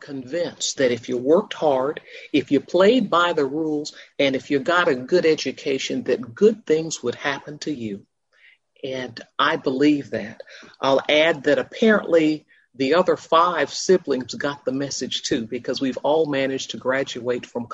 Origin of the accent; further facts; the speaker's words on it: Florence, South Carolina, United States; I was born in Florence, South Carolina, to an Army private and his wife